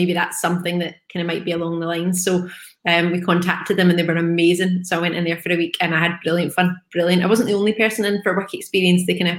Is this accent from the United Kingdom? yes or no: yes; Paisley, Scotland, United Kingdom; I was born in Paisley.